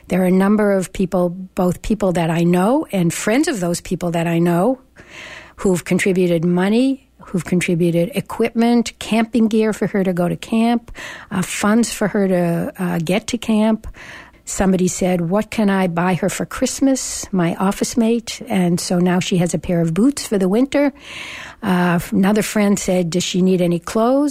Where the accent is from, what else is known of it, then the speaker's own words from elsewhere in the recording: Boston, Massachusetts, United States; now in Berkeley, United States; I come from Boston.